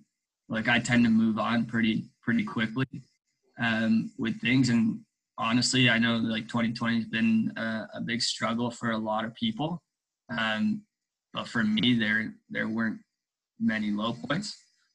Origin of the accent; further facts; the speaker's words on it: South Africa; born there; also born or lived in Mozambique; Yeah, I was born in South Africa, but we lived in Mozambique. My parents lived in Mozambique for over 10 years. But for me, I left Mozambique when I was 4 years old.